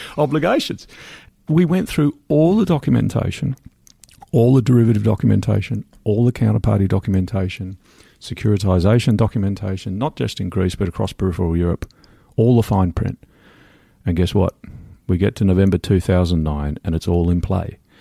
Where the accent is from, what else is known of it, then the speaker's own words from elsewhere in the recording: Australia; moved away as an adult; also born or lived in London, United Kingdom; now in Wimbledon, United Kingdom; I'm Australian.